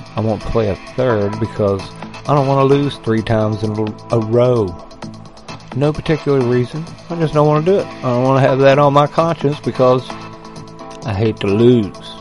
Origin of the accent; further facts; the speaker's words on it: United States; I grew up in a, in America where they didn't hate um, anybody that believed in God and Jesus.